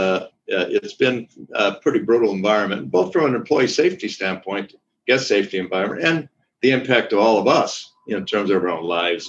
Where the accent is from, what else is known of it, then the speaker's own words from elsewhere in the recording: Wisconsin, United States; also born or lived in Brazil / Chile / Spain; I'm from Wisconsin, you know, I'm just, but I grew up most of my life in Brazil, Chile, and Spain, which gives me a very different viewpoint